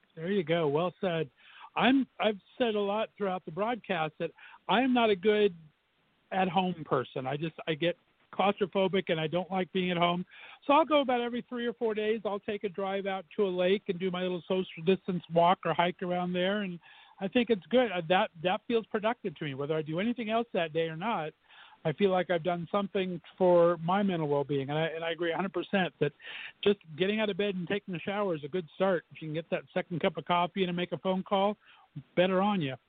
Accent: Southern California, United States; moved away as an adult; now in Northeast Ohio, United States; I'm an old uh, fart and was born and raised in Southern Cal.

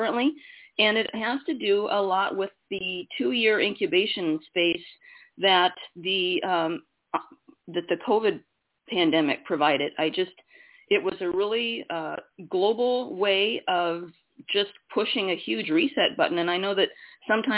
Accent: Iowa, United States; I was born in Iowa, single mom, worked in newspapers

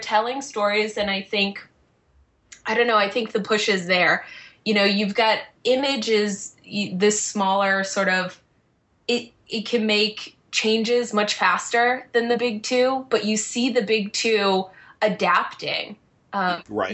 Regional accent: Boston, Massachusetts, United States; I'm from Boston

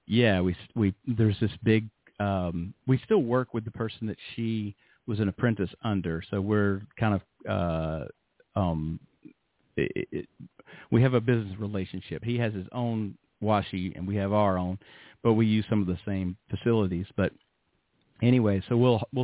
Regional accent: Birmingham, Alabama, United States; moved away as an adult; also born or lived in Manhattan, New York / Los Angeles, California / West Palm Beach, Florida; now in Yamaguchi, Japan; I grew up in Birmingham, Alabama, but I later lived in Manhattan and in Los Angeles and West Palm Beach, Florida

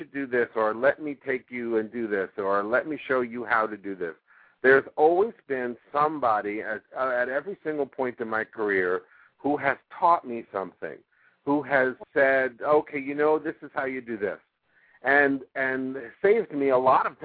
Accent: New York City, New York, United States; moved away as an adult; also born or lived in Minneapolis, Minnesota; now in Los Angeles, United States; I was born in the Bronx, born and raised in New York City.

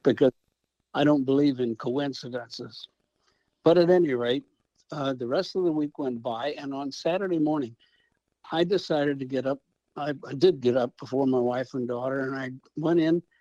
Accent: St. Louis, Missouri, United States; we grew up in South St. Louis in the city

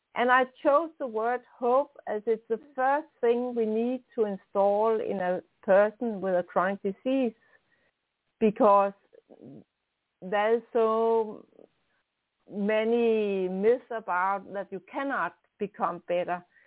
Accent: Denmark; accent: strong Danish; English is a second language; also born or lived in near Copenhagen; I'm a Dane. I'm in Denmark. That's on top of Germany and uh, close to Sweden. Um, I'm living close to Copenhagen, so I have a strong Danish accent

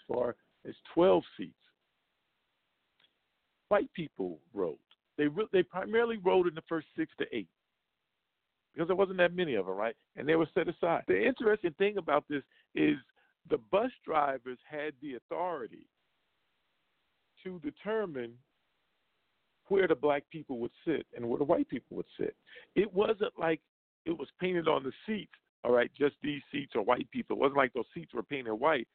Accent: the Jim Crow South, United States; I grew up in the Jim Crow South

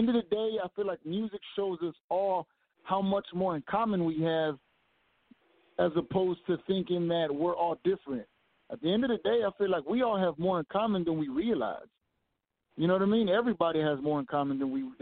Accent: Fort Worth, Texas, United States; I was born and raised right here in Fort Worth, Texas

